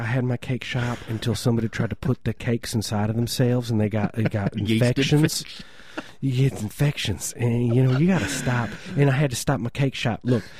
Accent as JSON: {"language": "English", "region": "Midwest", "country": "United States", "tie": "born or raised there", "said": "I grew up in the Midwest."}